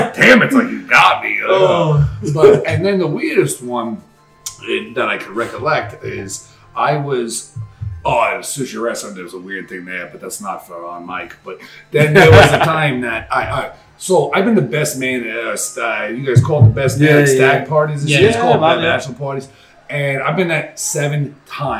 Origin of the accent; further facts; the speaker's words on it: New York City, New York, United States; moved away; I go, oh, from New York. She goes, what part of New York? I say, Queens.